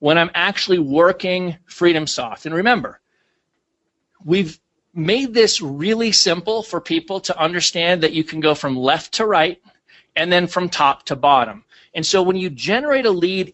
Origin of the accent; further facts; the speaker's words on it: Minnesota, United States; I grew up in Minnesota